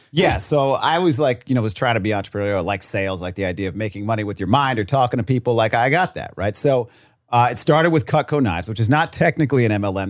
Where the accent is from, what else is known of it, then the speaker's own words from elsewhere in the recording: Rhode Island, United States; I was from Rhode Island. There was, like, nobody had any money.